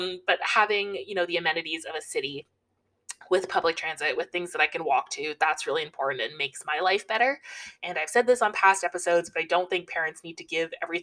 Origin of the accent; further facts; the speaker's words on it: Toronto, Ontario, Canada; I grew up in Toronto, mostly lived like right downtown Toronto my whole life